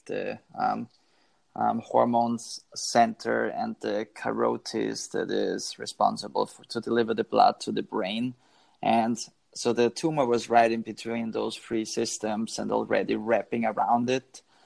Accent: Austria; moved away as an adult; now in Boston, United States; my hometown, which is about 60 miles outside west from Vienna

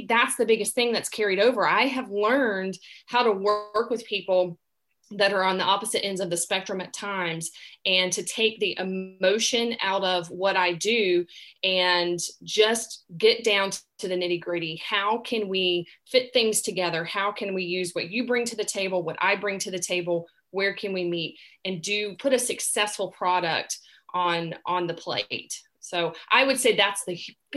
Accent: the South, United States; accent: Southern; I grew up in the South, and if you hadn't picked up on my accent, that's, I'm Southern grown

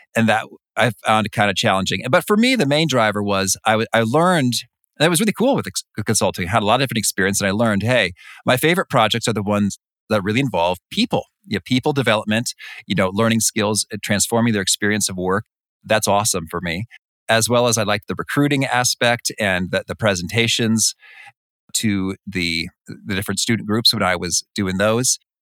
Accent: Danville, Illinois, United States; now in Chicago, United States; I grew up in in Danville, Illinois.

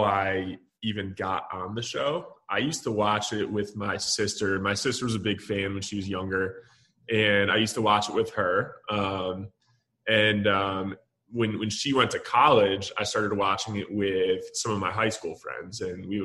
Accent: Michigan, United States; also born or lived in Dallas, Texas; now in Austin, United States; I'm from Michigan originally, actually

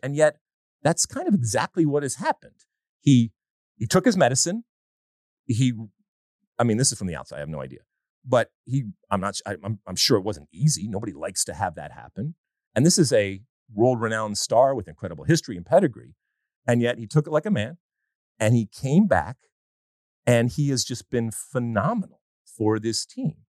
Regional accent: United States; we, as an American soccer playing nation

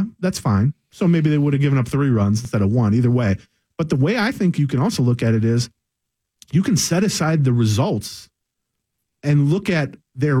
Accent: St. Paul, Minnesota, United States; I'm a kid from St. Paul. I grew up in Highland Park and I'm 40 years old

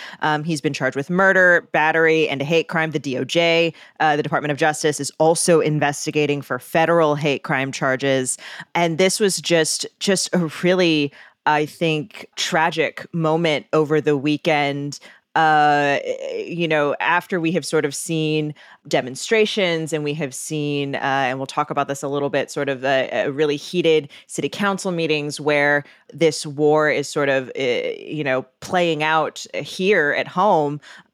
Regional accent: Chicago, Illinois, United States; as a Chicagoan of like, you know, what am I supposed to do?

